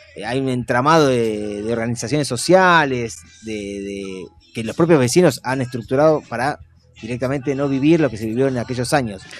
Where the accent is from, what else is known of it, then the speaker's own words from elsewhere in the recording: Buenos Aires, Argentina; nosotros como porteños